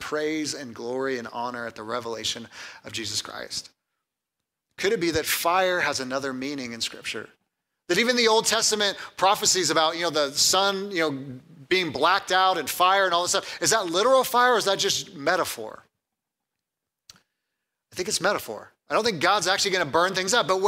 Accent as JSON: {"language": "English", "region": "California", "country": "United States", "tie": "born or raised there", "moved": "yes", "said": "I grew up in California"}